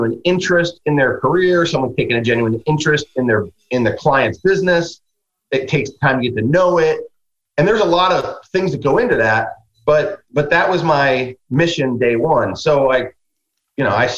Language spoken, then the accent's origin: English; Midwest, United States; I'm a guy from the Midwest